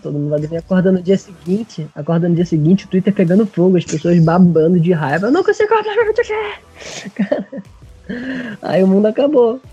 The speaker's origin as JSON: {"language": "Portuguese", "country": "Brazil"}